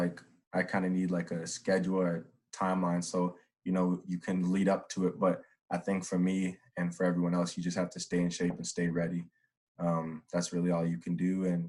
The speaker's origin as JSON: {"language": "English", "town": "Edmonton", "region": "Alberta", "country": "Canada", "tie": "born or raised there", "said": "growing up in Edmonton, thinking I'm going to, you know, go to high school, Jasper Place, all these things"}